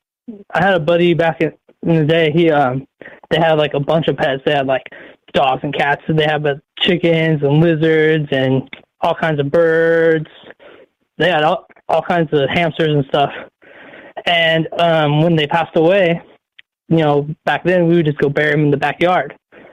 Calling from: Oregon, United States; from Oregon.

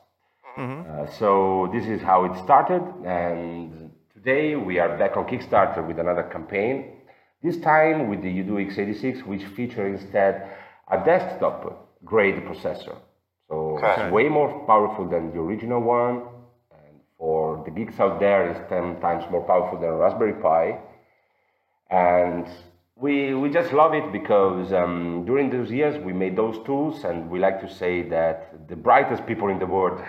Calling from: Florence, Tuscany, Italy; I'm calling from Florence.

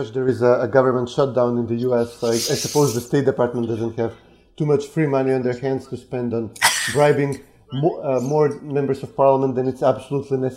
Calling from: Skopje, North Macedonia; I'm calling in from Skopje, the Republic of Macedonia

